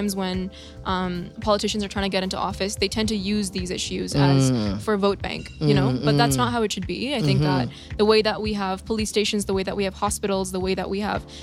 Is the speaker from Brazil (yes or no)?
no; India; now in Canada; I'm from India originally. I live in Canada right now.